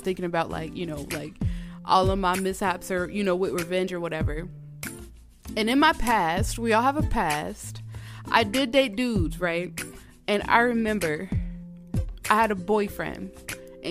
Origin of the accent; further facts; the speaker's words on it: Georgia, United States; moved away as an adult; now in Minnesota, United States; Y'all know I'm from Georgia.